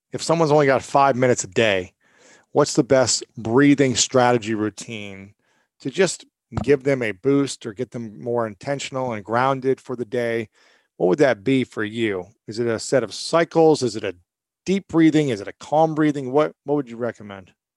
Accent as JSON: {"language": "English", "region": "Ohio", "country": "United States", "said": "I'm from Ohio"}